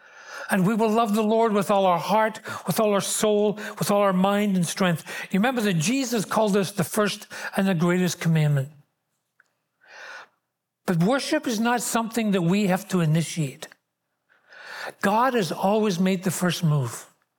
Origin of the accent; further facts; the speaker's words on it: Glasgow, Scotland, United Kingdom; born there; accent: Glaswegian; I was born in Glasgow in Scotland. I'm a Glaswegian. That's the word used for that. There are fragments of that accent still left.